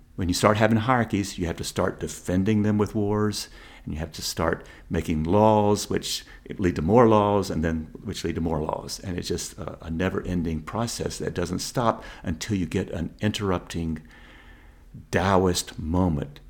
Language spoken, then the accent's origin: English; American South, United States; growing up in the American South